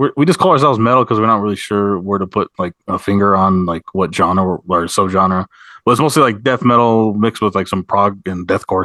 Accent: Sandia Pueblo, New Mexico, United States; I'm from Sandia Pueblo, so we always kind of, it's right near, it's at the outskirts of Albuquerque

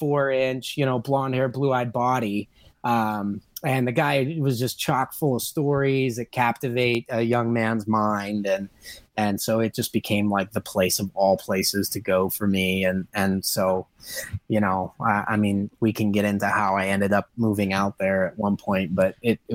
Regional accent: California, United States; But I think what really sealed my fate was growing up in Southern California.

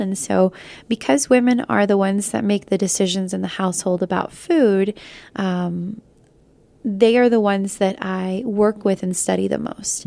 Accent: United States; first language Spanish; English is a second language; trying to find my identity as a, as a Lat-, Latino woman, but also as an American

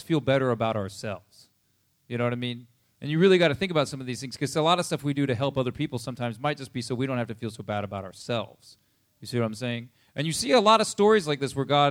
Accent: United States; we're American

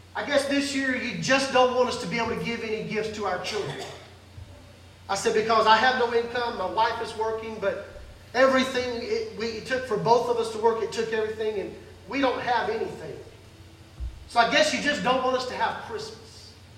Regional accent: Mississippi, United States; I grew up very poor in Mississippi

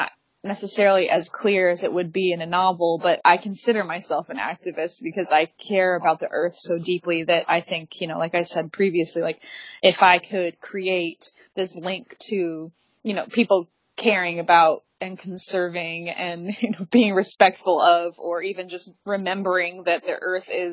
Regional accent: Detroit, Michigan, United States; I was born in Detroit

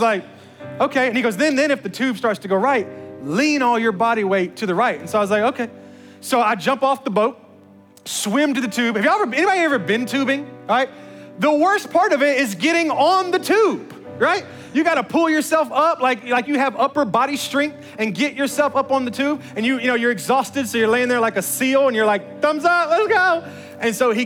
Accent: Memphis, Tennessee, United States; I'm from the hood. I was raised in Memphis

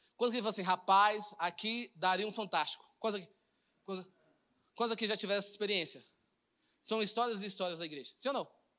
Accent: Goiânia, Goiás, Brazil; eu sou de Goiânia, tá, gente? Eu moro aqui

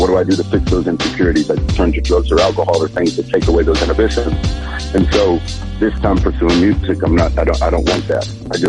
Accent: Texas, United States; I'm from the South. I'm from Texas.

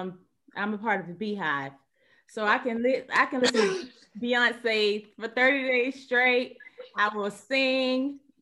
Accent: Pompano Beach, Florida, United States; I am from Pompano Beach, Florida. I'm the oldest of three kids, the only girl.

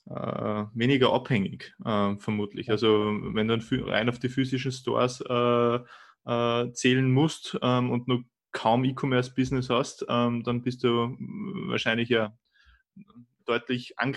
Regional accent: Austria; aber bei uns in Österreich merkt man das ziemlich, ziemlich stark

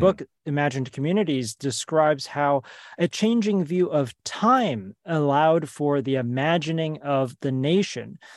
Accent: United States; I grew up in the United States

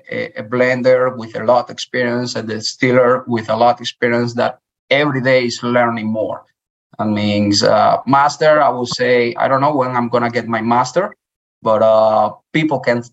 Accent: Dominican Republic; English is a second language; moved away as an adult; also born or lived in Cuba; now in Louisiana, United States; I'm from Cuba. I'm raised in Dominican Republic.

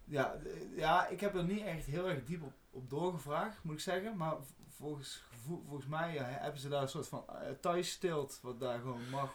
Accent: Netherlands; als Nederlander

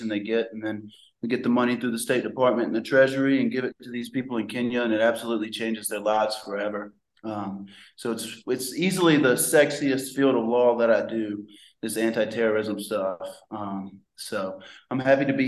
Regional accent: the Mississippi Delta, United States; I'm from the Delta

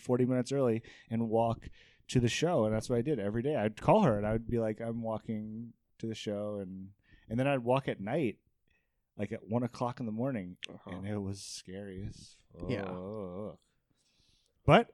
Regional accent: Arizona, United States; I'm from Arizona

